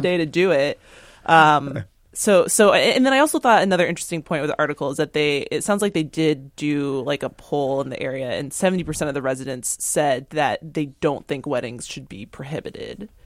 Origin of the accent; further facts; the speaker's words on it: East Coast, United States; now in Seattle, United States; I'm from the East Coast